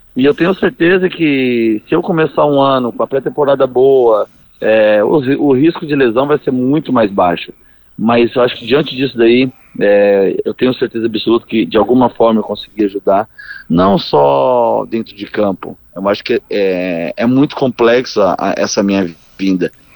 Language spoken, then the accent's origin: Portuguese; Paraná, Brazil; nasci no Paraná, é, venho de família que é, nós temos oito tios, os oito montavam em rodeio